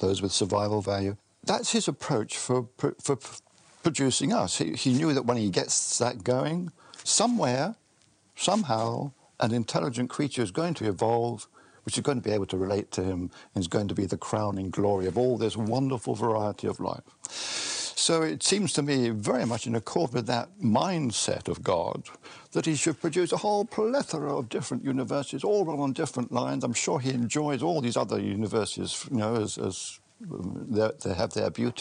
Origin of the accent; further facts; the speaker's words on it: England, United Kingdom; being an Englishman